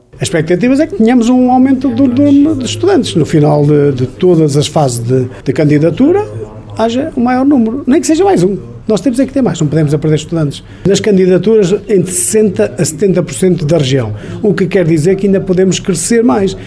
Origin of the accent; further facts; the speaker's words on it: Canas de Senhorim, Portugal; now in Carregal do Sal, Portugal; em Canas, que é a minha terra